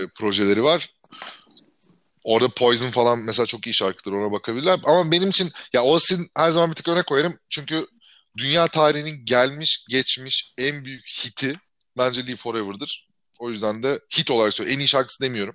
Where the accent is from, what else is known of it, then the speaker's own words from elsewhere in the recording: İzmir, Turkey; moved away as an adult; ben 18 yaşında 2002'de İzmir'den çıktığımda